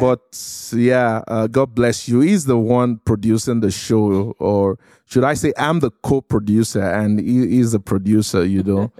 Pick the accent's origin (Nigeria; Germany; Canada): Nigeria; Lagos; moved away; I was, uh, born and raised in Lagos, Nigeria, in a city called Surulere